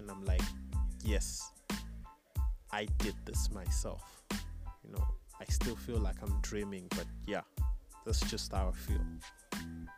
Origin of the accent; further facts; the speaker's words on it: Bulawayo, Zimbabwe; also born or lived in Chipinge (ancestry, Ndau); a year later, that's when we moved to the city of Kings, Wabulawayo. Yeah, so basically in flesh, I'm BYO